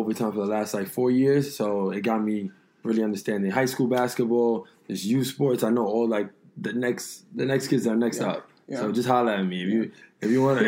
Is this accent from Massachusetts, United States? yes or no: no; New York, United States; I'm from New York